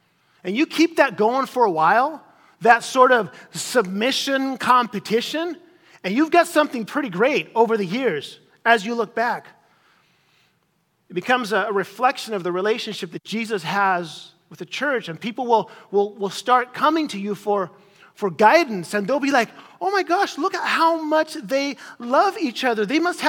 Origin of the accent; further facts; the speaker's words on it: Chile; As some of you guys know, I grew up in Chile as a missionary kid in South America, in Chile.